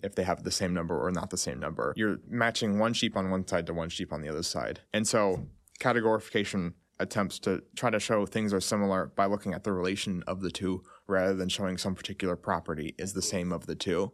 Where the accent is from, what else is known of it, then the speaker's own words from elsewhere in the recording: Texas, United States; I'm from Texas.